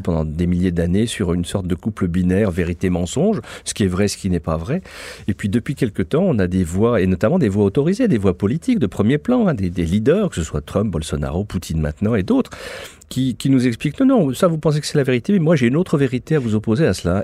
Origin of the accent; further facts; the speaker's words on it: France; je suis français, j'adore mon pays, je suis fier d'être français